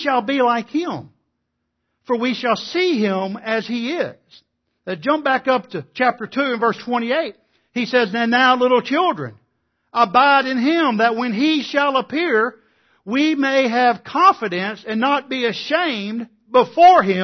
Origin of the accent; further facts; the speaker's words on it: East Texas, United States; growing up in East Texas, you know, it's like South Arkansas, the Bible Belt